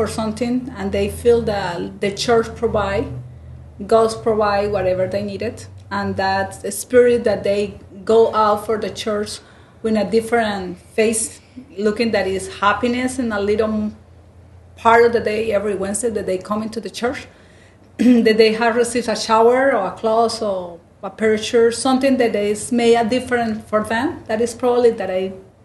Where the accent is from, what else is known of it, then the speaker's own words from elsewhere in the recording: Bucaramanga, Santander, Colombia; moved away as an adult; also born or lived in London, United Kingdom; now in Houston, United States; I am from Bucaramanga and it's in the valley